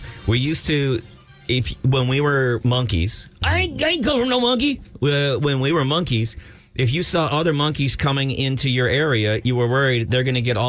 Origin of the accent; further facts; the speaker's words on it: Texas, United States; I grew up in Texas.